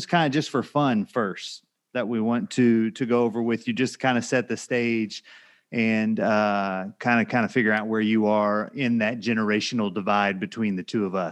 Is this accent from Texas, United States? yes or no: yes; Bryan, Texas, United States; I'm originally from Bryan